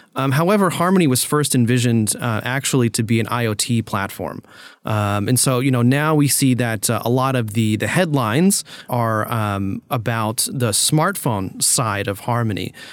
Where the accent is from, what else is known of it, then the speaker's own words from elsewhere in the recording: United States; as an American